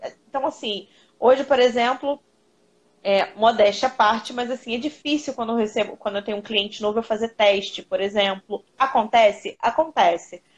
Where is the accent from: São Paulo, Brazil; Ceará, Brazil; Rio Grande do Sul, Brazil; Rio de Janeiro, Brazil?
Rio de Janeiro, Brazil; Eu moro no Rio de Janeiro, eu sou do Rio.